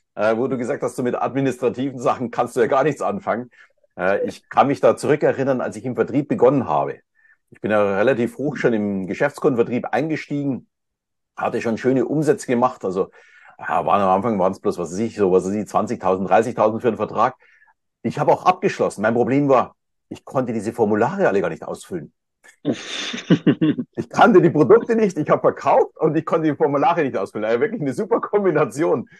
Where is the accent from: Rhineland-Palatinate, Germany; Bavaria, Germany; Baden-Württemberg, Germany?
Bavaria, Germany; Munich; uns ist ja tatsächlich Österreich sehr, sehr nahe als Münchner